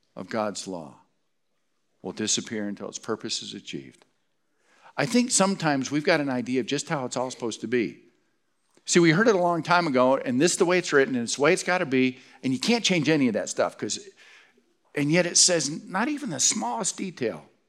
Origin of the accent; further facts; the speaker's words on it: Stockbridge, Michigan, United States; moved away; also born or lived in Detroit, Michigan; I was born in Detroit, but Stockbridge is home